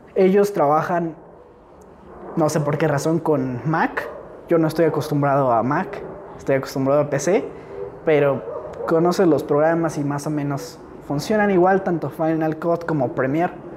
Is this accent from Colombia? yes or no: no; Valley of Mexico, Mexico